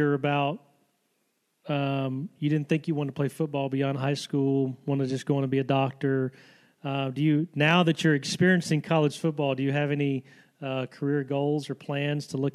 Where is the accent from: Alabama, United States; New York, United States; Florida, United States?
Alabama, United States; I grew up in Alabama